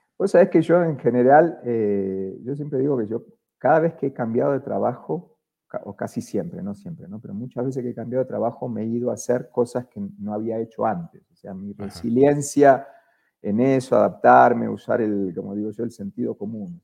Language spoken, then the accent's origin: Spanish; Argentina; accent: Argentine; moved away as an adult; now in Colombia; yo soy argentino, si no se, nota por, mi acento